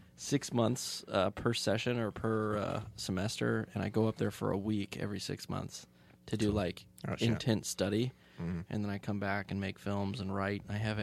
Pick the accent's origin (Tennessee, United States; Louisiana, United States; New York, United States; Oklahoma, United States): Oklahoma, United States; Tulsa; I'm from Tulsa, Oklahoma.